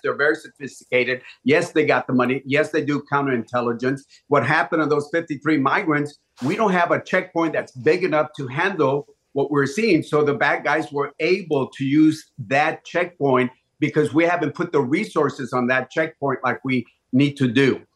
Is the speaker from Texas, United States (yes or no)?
yes; Laredo, Texas, United States; my hometown of Laredo